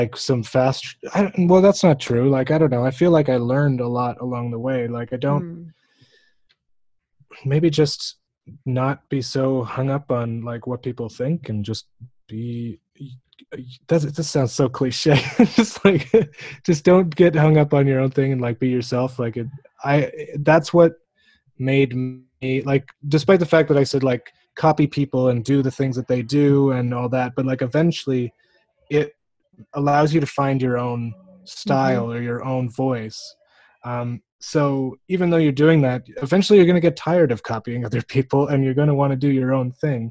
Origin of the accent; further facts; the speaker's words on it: Canada; being a Canadian